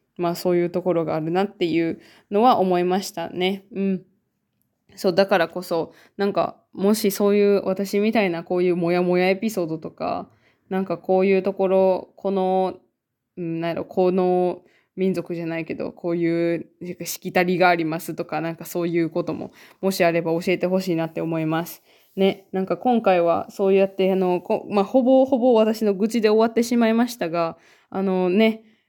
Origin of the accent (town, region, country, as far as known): Japan; born or raised there; now in Finland